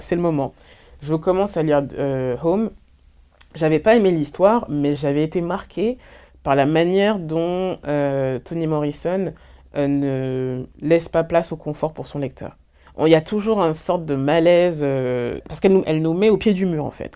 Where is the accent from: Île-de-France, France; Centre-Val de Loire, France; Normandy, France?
Centre-Val de Loire, France; Orléans; Je suis née à Orléans